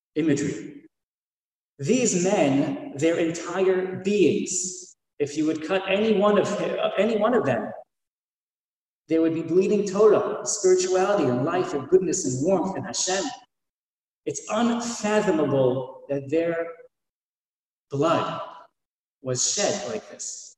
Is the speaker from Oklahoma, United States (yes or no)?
no; Silver Spring, Maryland, United States; I grew up in Silver Spring